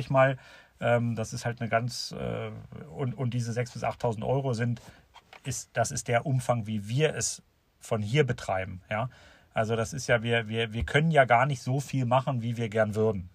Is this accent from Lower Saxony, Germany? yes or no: yes; Seesen, Lower Saxony, Germany; hier bei uns in Seesen